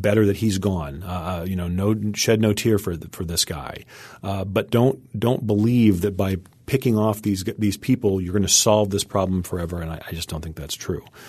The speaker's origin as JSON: {"language": "English", "country": "United States", "said": "As an American"}